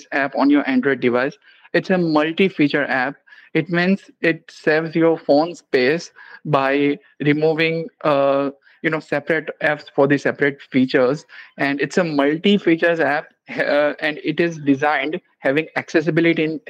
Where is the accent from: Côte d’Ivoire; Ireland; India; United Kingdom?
India; I'm from India